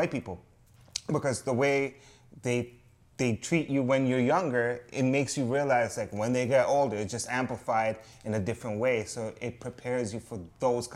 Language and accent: English; Atlanta, Georgia, United States; moved away; also born or lived in Toronto; I grew up in Atlanta, Georgia first